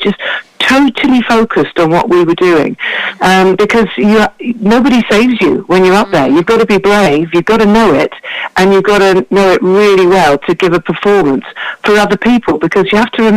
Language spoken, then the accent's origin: English; Buxford, East Sussex, South East England, United Kingdom; I grew up in Buxford in East Sussex in an amazing house